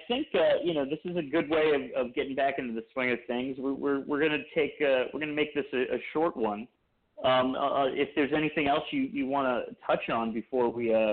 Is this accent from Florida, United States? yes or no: no; New York City, New York, United States; moved away; It's really been lovely to be back in Brooklyn, and I may stay here, I may go, but one thing's for sure, it'll always be my hometown.